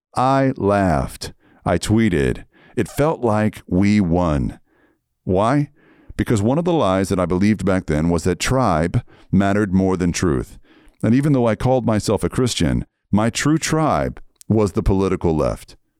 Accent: Red Lick, Texas, United States; moved away; also born or lived in Seattle; I was raised in Red Lick, Texas

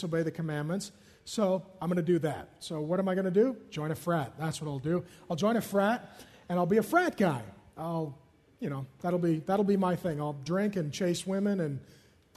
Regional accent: Seattle, Washington, United States; I grew up in South Seattle

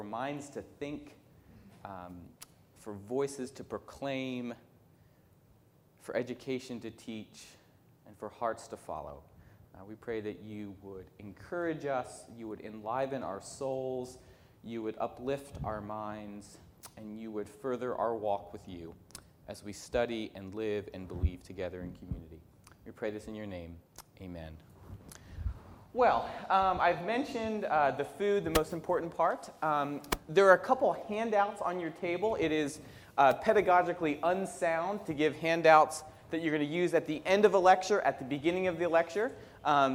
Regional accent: Northeast, United States; moved away; I come from the Northeast

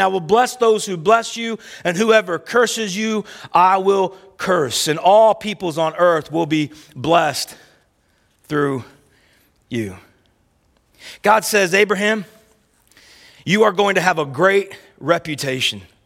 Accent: Oklahoma, United States; where I grew up at in the South and in Oklahoma

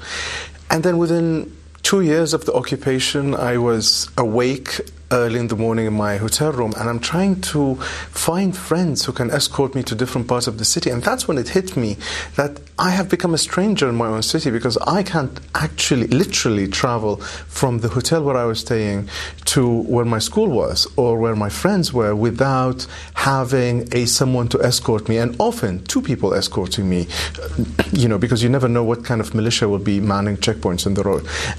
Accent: Baghdad, Baghdad Governorate, Iraq; moved away as an adult; now in Istanbul, Turkey; I grew up in Baghdad. I rarely left the city for 28 years, and I presume I knew the city very well.

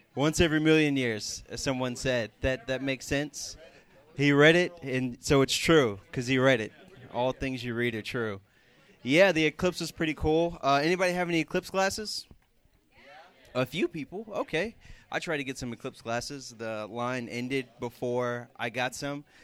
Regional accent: Houston, Texas, United States; moved away; I'm from Houston, Texas

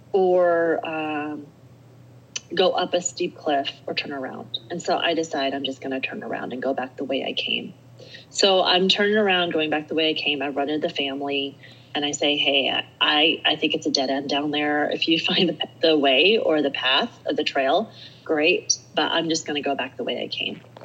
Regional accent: Alaska, United States; also born or lived in Eugene, Oregon / Portland, Oregon / Salt Lake City, Utah; now in Utah, United States; I live in Utah. I'm from Alaska. You walk out of my front door in Alaska and you're on a hike

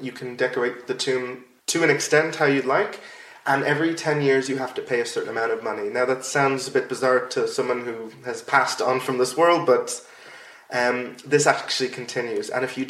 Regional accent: Ireland; Yeah, I know. Especially as an Irish person.

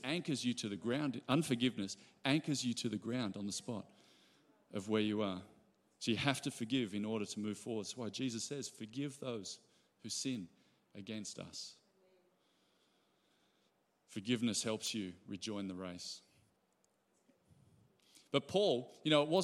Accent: Ballina, New South Wales, Australia; I grew up in Ballina.

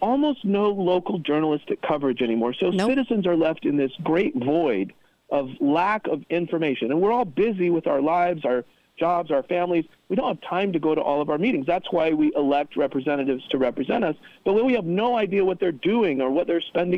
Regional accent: Orem, Utah, United States; I grew up in Utah County. I went to Orem High School

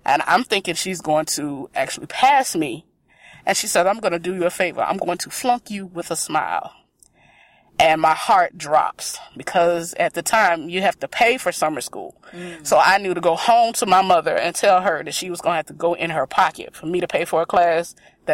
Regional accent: South Carolina, United States; moved away as an adult; now in Chicago, United States; I am from South Carolina.

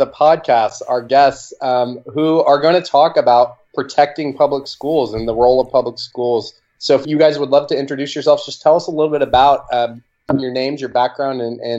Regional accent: Oklahoma, United States; I'm from Oklahoma.

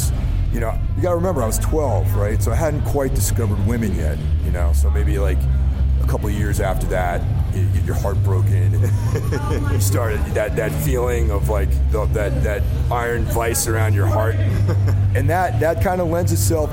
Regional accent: Carmel, New York, United States; now in Brooklyn, United States; But I'm from New York originally. I live in Brooklyn. And I grew up outside the city in a small town called Carmel

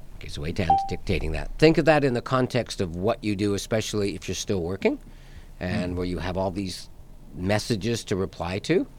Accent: Canada; We're Canadian

